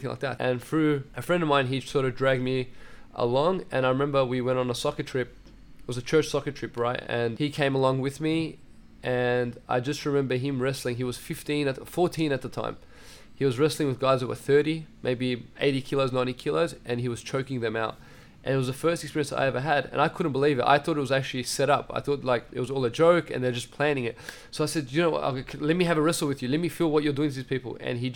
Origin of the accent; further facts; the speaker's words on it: Melbourne, Victoria, Australia; first language Assyrian; I grew up in Meadow Heights